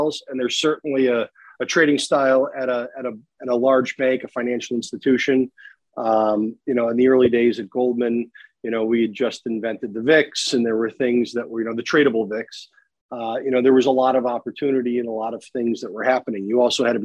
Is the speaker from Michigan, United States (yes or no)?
no; Palatine, Illinois, United States; Chicago area, out in Palatine. And so I'm a local guy